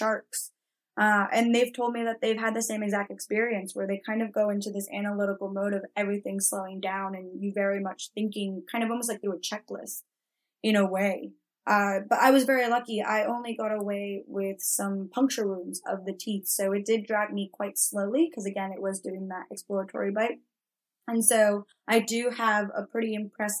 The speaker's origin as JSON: {"language": "English", "region": "Florida", "country": "United States", "tie": "born or raised there", "also_born_or_lived": "Mexico", "said": "I grew up partly in Florida and we've got gators there"}